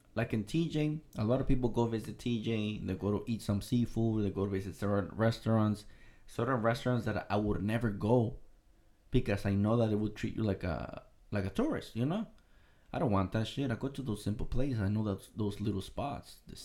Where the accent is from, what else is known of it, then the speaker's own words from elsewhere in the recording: United States; I'm American